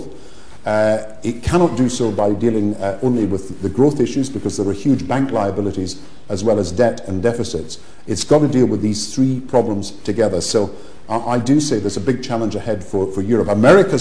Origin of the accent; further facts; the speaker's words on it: Kirkcaldy, Scotland, United Kingdom; Kirkcaldy, the town I was brought up